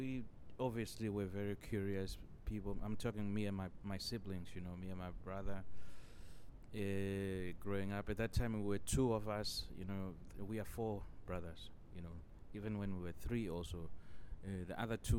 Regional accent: Chivhu, Mashonaland East, Zimbabwe; now in Denmark; I grew up in Zimbabwe, you know, even though I live in Denmark now.

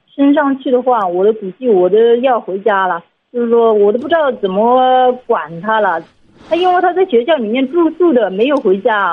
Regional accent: Hubei, China; 我是湖北的

